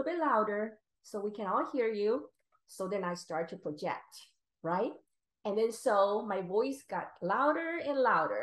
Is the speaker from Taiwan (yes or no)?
yes; Taiwan; moved away as an adult; also born or lived in Philadelphia / San Diego; I was born and raised in Taiwan.